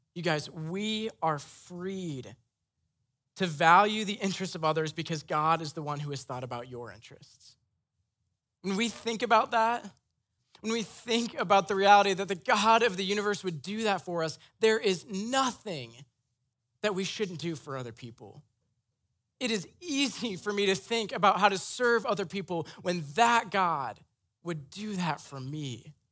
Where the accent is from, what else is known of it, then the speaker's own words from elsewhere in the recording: Iowa, United States; I'm from Iowa. My parents are very white, very Christian, very conservative